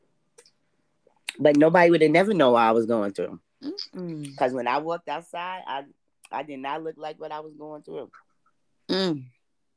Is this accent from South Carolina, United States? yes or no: no; New York City, New York, United States; I was born and raised like in Queens and Brooklyn